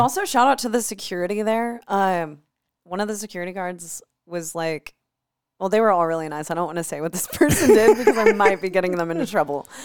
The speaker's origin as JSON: {"language": "English", "town": "Des Moines", "region": "Iowa", "country": "United States", "tie": "born or raised there", "moved": "as an adult", "said": "I haven't lived in Des Moines for the past almost thirteen years of my life. But I grew up in Des Moines"}